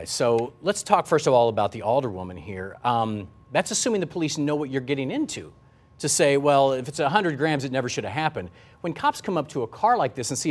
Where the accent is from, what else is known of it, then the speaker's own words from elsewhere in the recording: the Ozarks, United States; I grew up in the Ozarks